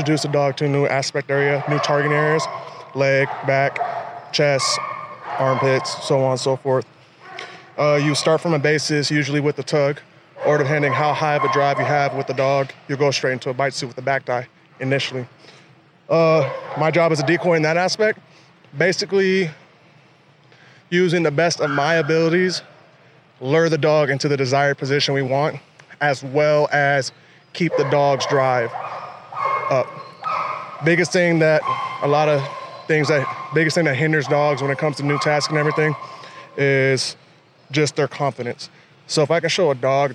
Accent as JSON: {"language": "English", "town": "Los Angeles", "region": "California", "country": "United States", "moved": "yes", "lives_now": "Hawaii, United States", "said": "Originally Los Angeles"}